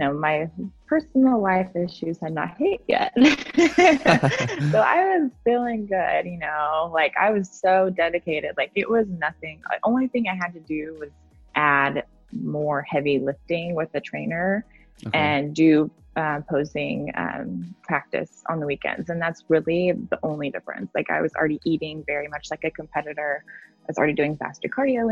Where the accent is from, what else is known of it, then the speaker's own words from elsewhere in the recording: Oklahoma City, Oklahoma, United States; moved away as an adult; now in California, United States; I'm from Oklahoma City. I grew up there for 27 years